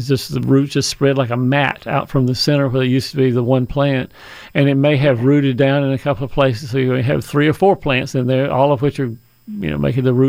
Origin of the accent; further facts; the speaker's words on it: Fayetteville, Georgia, United States; Fayetteville, Georgia, my hometown